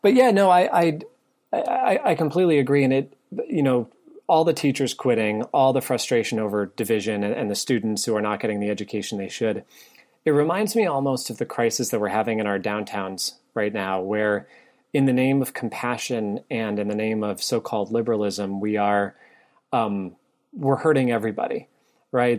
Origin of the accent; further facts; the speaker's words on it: New England, United States; now in Virginia, United States; I grew up in New England